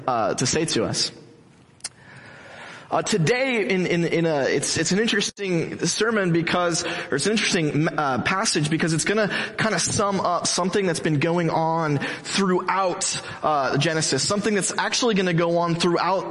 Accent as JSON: {"language": "English", "town": "Mission Viejo", "region": "California", "country": "United States", "tie": "born or raised there", "said": "I'm from Mission Viejo, Orange County, I grew up here"}